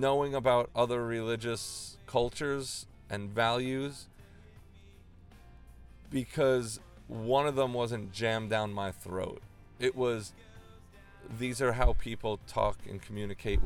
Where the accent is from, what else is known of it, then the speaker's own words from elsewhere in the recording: Long Island, New York, United States; I grew up on Long Island